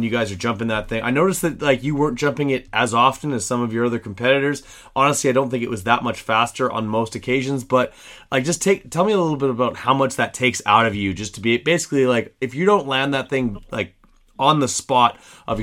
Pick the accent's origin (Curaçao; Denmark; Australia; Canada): Canada; me as a Canadian